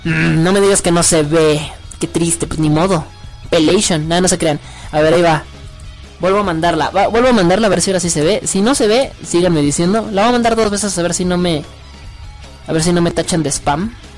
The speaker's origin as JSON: {"language": "Spanish", "country": "Mexico", "also_born_or_lived": "Mexico City", "said": "soy mexicano"}